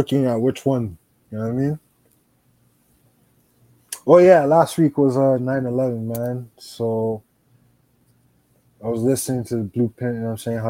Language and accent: English; Miami-Dade, Florida, United States; I'm the 786 for a reason. I'm from Dade Holmes.